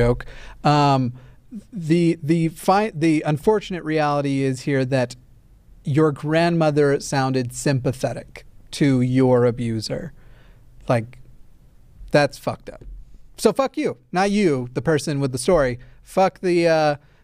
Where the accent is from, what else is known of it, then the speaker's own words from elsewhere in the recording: the South, United States; moved away; I grew up in the South, or at least I spent a number of years in the South